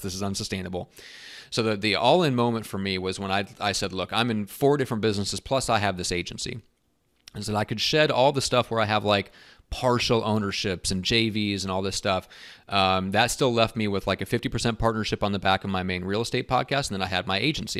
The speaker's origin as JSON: {"language": "English", "region": "Iowa", "country": "United States", "tie": "born or raised there", "moved": "yes", "said": "actually grew up in Iowa, so I'm a Midwest guy"}